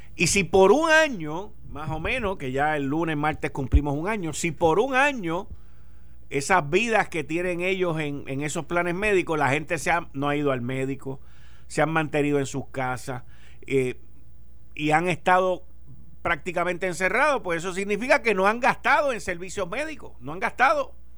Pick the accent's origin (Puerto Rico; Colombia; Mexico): Puerto Rico